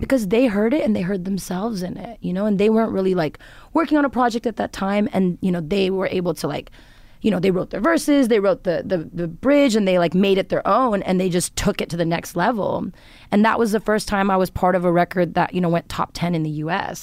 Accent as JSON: {"language": "English", "town": "Los Angeles", "region": "California", "country": "United States", "tie": "born or raised there", "said": "growing up in Los Angeles, but, like, having a lot of Indian influence"}